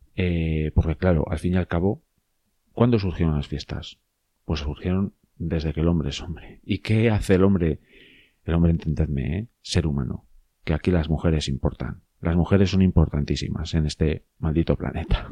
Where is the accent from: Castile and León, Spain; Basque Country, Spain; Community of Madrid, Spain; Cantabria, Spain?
Castile and León, Spain; León; ya sabéis que soy de León. Si no lo sabéis, soy de León. Soy muy de León